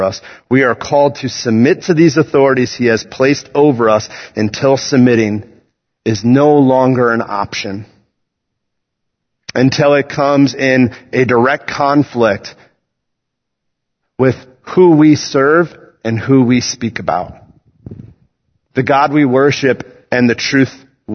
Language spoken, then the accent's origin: English; United States; I love being an American.